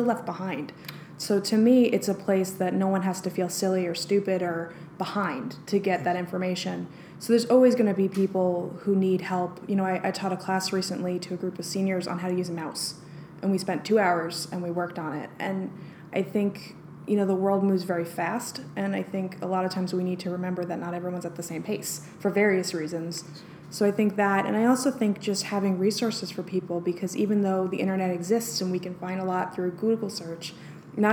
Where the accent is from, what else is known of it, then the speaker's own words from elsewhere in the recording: New York, United States; moved away; also born or lived in Denver, Colorado; I'm from New York